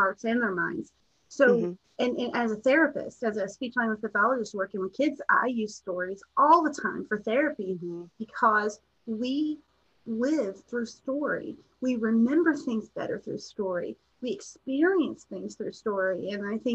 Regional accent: Appalachia, United States; I'm from Appalachia

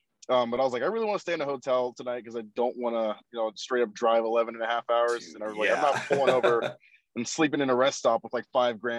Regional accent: Ohio, United States; moved away as an adult; also born or lived in Kansas; I was actually born and raised in Ohio. I lived in Ohio up until 2017. So from 1994 to 2017, I lived in Ohio. So this is kind of just going back to like home at this point for me.

